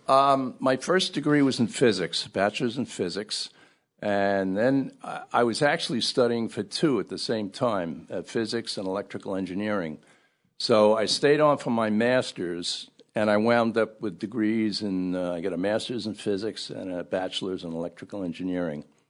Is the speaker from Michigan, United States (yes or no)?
no; Ridgefield Park, New Jersey, United States; also born or lived in Brooklyn, New York; I was born in Brooklyn, in Bay Ridge, Brooklyn. But we moved to, uh, northern New Jersey, Ridgefield Park, and that's kinda where I grew up.